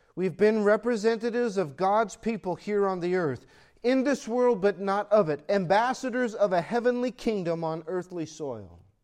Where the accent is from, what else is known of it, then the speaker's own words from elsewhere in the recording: United States; I'm an American